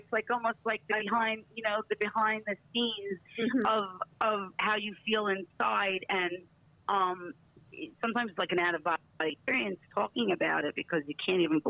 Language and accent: English; New York, United States; We're getting better at it because we're both from New York, and that's what we do.